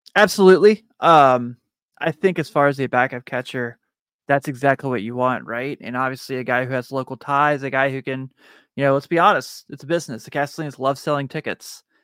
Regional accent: Northern Kentucky, United States; I'm from Northern Kentucky

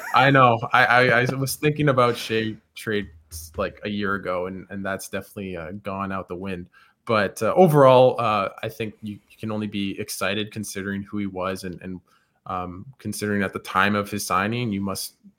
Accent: Ottawa, Ontario, Canada; I'm from Ottawa actually

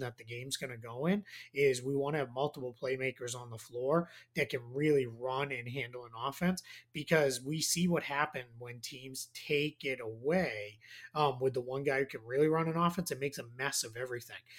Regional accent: Boston, Massachusetts, United States; accent: Boston; My Boston accent

